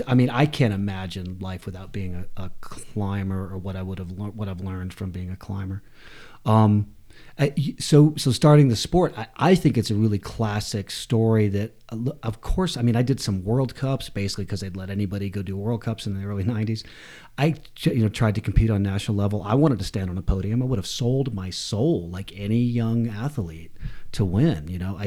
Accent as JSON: {"language": "English", "town": "Atlanta", "region": "Georgia", "country": "United States", "tie": "born or raised there", "said": "Yeah, before that, I grew up in a kind of an artistic family in Atlanta"}